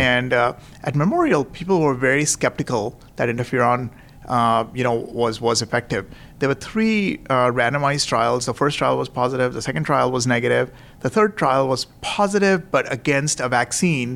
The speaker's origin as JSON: {"language": "English", "town": "Nagpur", "region": "Maharashtra", "country": "India", "also_born_or_lived": "Indianapolis, United States / New York City, United States / Tampa, United States", "moved": "as an adult", "lives_now": "San Francisco, United States", "said": "I am originally from Nagpur, uh, you know, which is up in the center of India."}